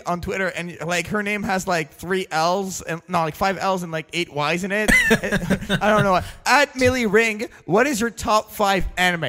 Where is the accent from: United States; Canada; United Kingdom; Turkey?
Canada; I'm a Canadian monster.